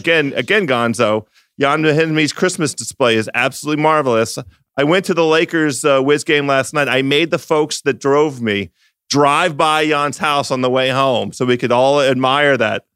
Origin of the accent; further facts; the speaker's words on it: Washington, District of Columbia, United States; My hometown team, the local Almost Bullets